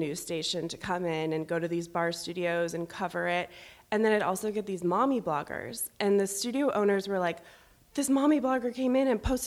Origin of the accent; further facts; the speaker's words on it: San Diego, California, United States; moved away as an adult; now in Los Angeles, United States; I grew up in San Diego. I'm from San Diego